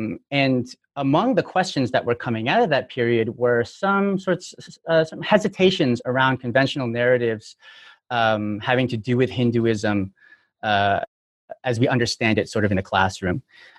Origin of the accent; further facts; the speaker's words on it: Toronto, Ontario, Canada; now in United States; I'm from Toronto, but I've been in the U.S. since 2005, so I've been working the whole time.